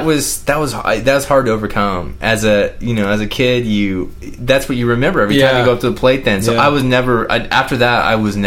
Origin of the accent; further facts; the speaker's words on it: United States; growing up in America as a boy